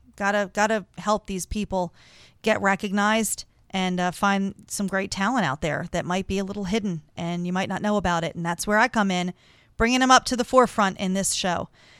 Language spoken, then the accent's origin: English; Maryland, United States; I like to highlight a Maryland band, give a little love to my home state, and support local music.